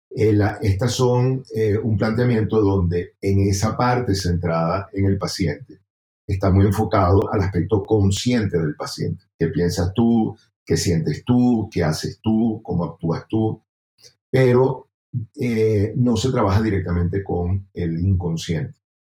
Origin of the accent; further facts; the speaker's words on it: Venezuela; moved away as an adult; now in Bogotá, Colombia; soy venezolano, salí de, del país hace ya 10 años, viviendo aquí en Bogotá.